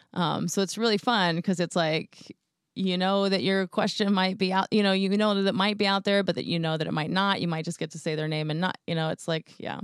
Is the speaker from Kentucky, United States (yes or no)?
no; Houston, Texas, United States; I'm from Houston